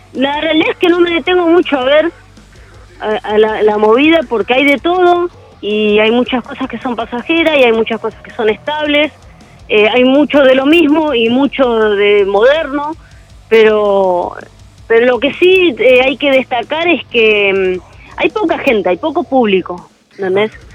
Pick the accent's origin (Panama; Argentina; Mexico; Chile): Argentina; José C. Paz, Buenos Aires Province; Nosotros somos de José Paz, eh, acá en el noreste de Buenos Aires